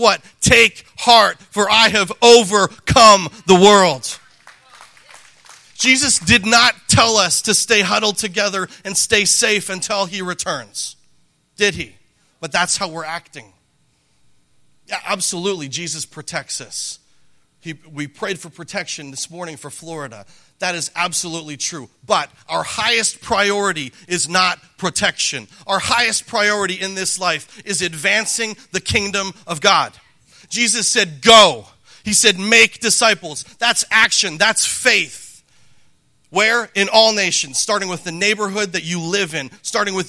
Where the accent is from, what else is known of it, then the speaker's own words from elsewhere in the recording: Calgary, Alberta, Canada; moved away; when I was a boy growing up in Canada